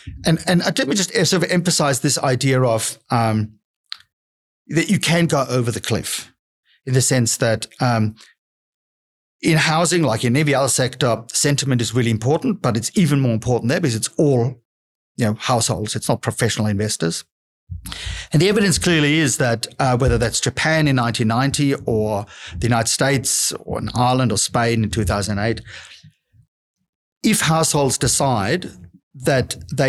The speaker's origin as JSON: {"language": "English", "country": "Australia", "said": "we're Australian investors, but we obviously do look at the US"}